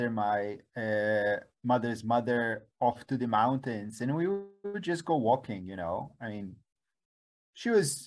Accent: Poland; moved away; I grew up in Poland in the 1970s

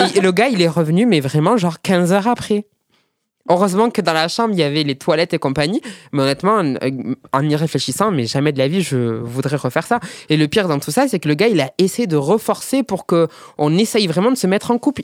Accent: Perpignan, Occitania, France; je suis, de Perpignan

